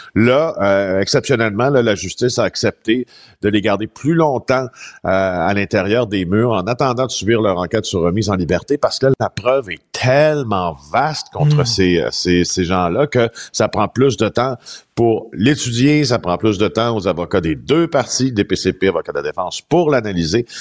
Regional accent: Témiscamingue, Quebec, Canada; dans mon patelin natal, des Témiscamingue

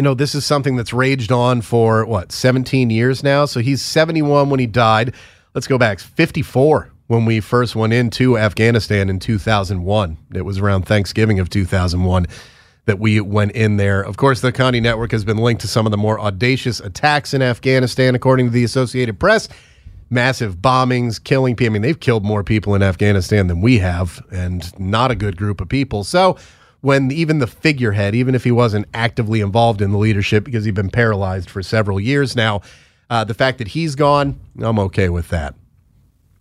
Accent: United States; We are Americans.

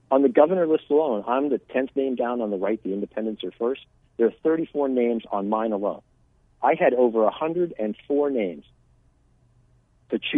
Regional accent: San Diego, California, United States; born there; now in Arizona, United States; Quickly, I was born in San Diego. My father was a Navy fighter pilot traveled around. Uh, I ended up in Arizona in '82 with the with the military.

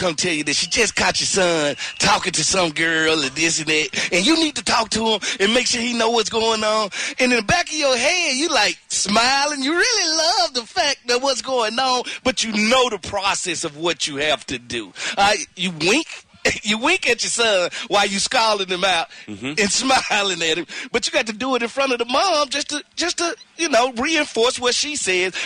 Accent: Mississippi, United States; I'm from Mississippi.

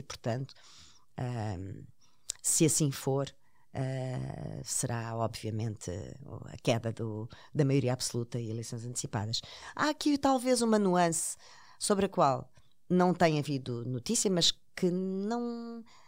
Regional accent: Portugal; como portuguesa

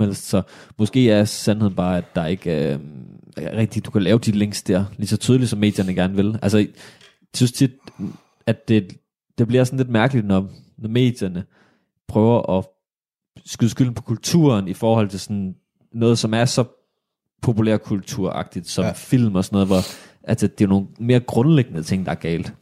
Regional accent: Odense, Southern Denmark, Denmark; vi er fra Odense

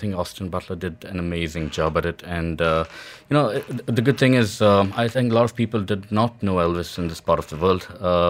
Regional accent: Dubai, United Arab Emirates; also born or lived in India; I was born in India and raised in Dubai.

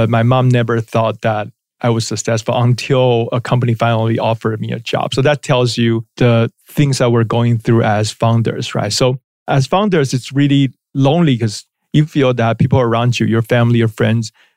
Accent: Taiwan; moved away as an adult; also born or lived in Shanghai / New York; I was born and raised in Taiwan.

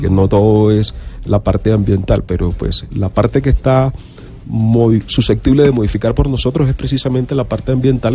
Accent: Barranquilla, Atlántico, Colombia; accent: costeño; moved away as an adult; now in Bogotá, Colombia; Yo soy de Barranquilla, tengo mm, aproximadamente 30 años de estar radicado en la ciudad

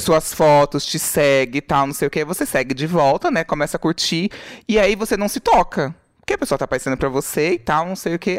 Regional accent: Brazil; Eu falei, do Brasil

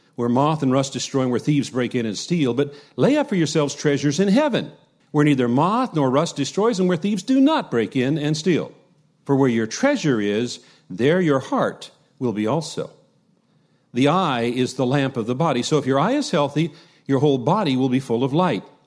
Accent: United States; us as American Christians

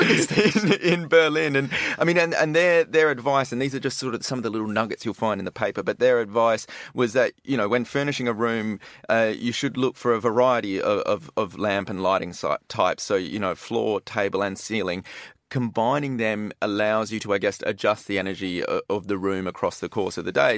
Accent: Perth, Western Australia, Australia; I'm from Perth on the west coast

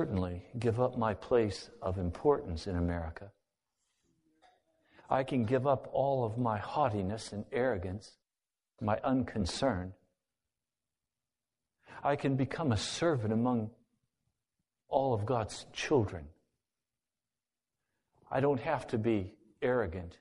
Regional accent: United States; I'm an American

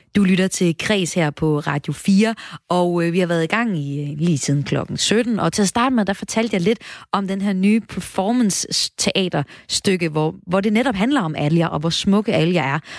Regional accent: North Jutland, North Denmark Region, Denmark; nu kommer jeg op fra Nordjylland

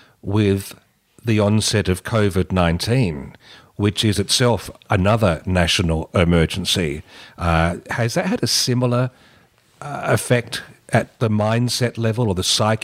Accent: Australia; speaking as an Australian male

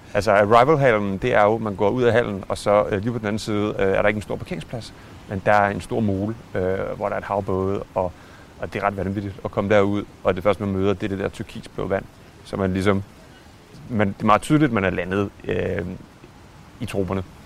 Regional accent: Denmark

